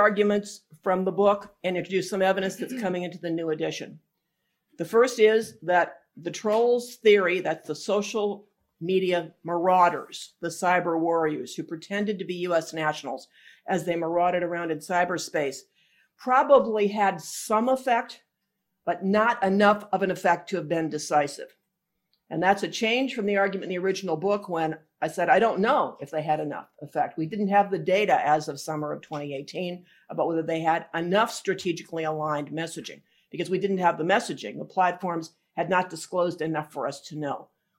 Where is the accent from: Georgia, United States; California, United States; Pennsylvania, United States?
Pennsylvania, United States; I am from Pennsylvania.